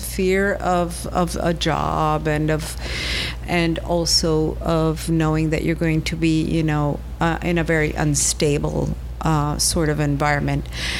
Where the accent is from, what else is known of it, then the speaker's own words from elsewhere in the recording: Venezuela; moved away as an adult; also born or lived in Pittsburgh, United States; I grew up in Venezuela, yes.